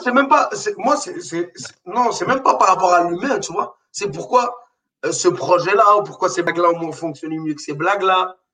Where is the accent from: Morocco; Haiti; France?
Morocco; now in Quebec, Canada; j'ai grandi au Maroc